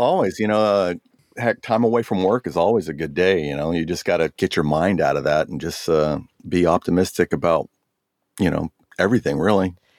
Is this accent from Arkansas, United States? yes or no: no; Oceanside, California, United States; also born or lived in Jacksonville, Florida; now in San Diego, United States; growing up in Oceanside, graduating Vista High School